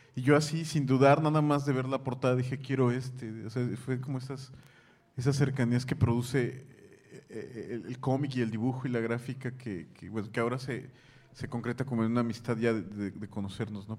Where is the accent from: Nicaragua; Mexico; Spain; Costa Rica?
Mexico; vengo de México